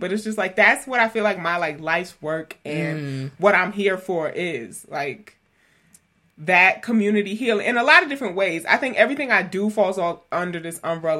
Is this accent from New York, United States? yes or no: yes; New York City, New York, United States; I grew up in New York City